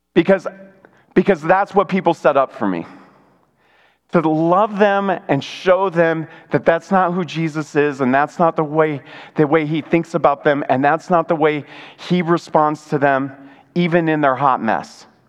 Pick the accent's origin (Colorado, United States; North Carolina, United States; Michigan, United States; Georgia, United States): Michigan, United States; moved away; I grew up in Michigan, uh, an hour away from uh, U of M the big house